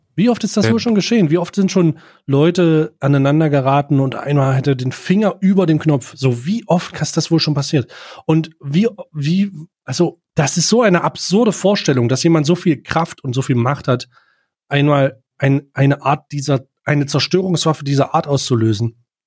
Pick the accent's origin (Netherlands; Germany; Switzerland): Germany; als Deutscher